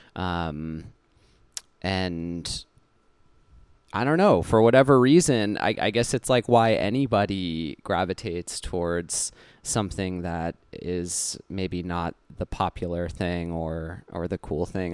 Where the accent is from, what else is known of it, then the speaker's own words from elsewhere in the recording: Cutchogue, New York, United States; also born or lived in Huntington, New York; when I was about five years old, I moved out to a small town on the North Fork of Long Island called Kutchog